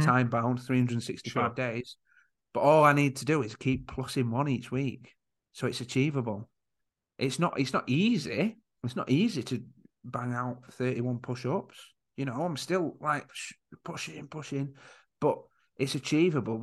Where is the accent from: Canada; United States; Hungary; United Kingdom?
United Kingdom; Yorkshire and the Humber; I am from Yorkshire